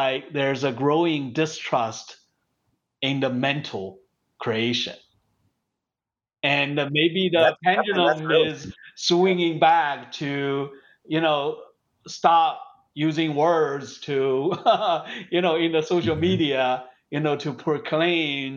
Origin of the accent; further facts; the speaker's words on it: China; moved away; when I grew up in China